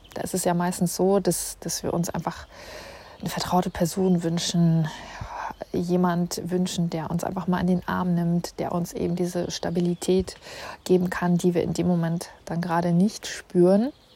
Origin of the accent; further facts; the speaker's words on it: Northern Germany, Germany; moved away as an adult; now in Munich, Germany; als Nordlicht